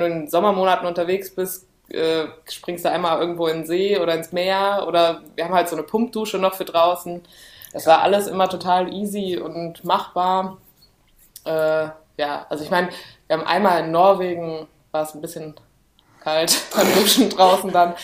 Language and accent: German; Cologne, North Rhine-Westphalia, Germany; wir kommen aus Köln